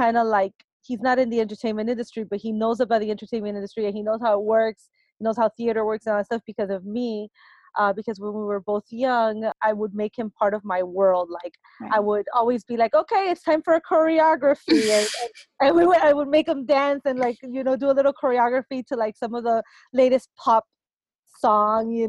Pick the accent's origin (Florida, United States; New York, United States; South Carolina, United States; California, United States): Florida, United States; Miami; English is a second language; moved away as an adult; also born or lived in Cuba; now in Los Angeles, United States; I was born in Cuba and raised in Miami